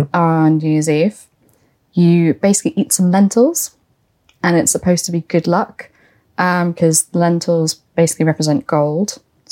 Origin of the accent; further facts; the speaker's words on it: England, United Kingdom; and I'm English.